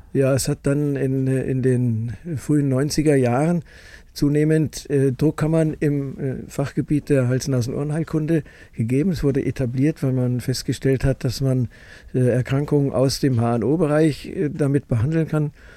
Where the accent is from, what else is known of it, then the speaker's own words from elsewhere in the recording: Munich, Bavaria, Germany; also born or lived in Farther Pomerania, Poland; now in Traunstein, Germany; Schule München und äh, Studium in München und Fachausbildung in Medizin in München